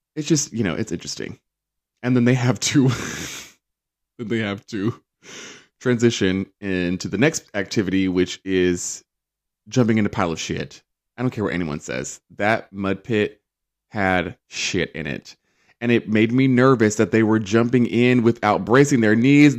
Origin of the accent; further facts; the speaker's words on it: United Kingdom; we say